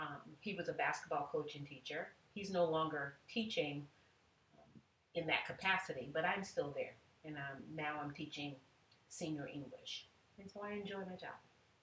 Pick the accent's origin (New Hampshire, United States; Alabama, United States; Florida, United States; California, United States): Florida, United States; Ocala; moved away as an adult; also born or lived in South Georgia / Belleview, Florida / Texas; And so I was born in South Georgia, moved to Florida when I was very young, and so in, and then raised in a town called Ocala, Florida. And then we moved to Bellevue, Florida, which is all, you know, suburbs of each other.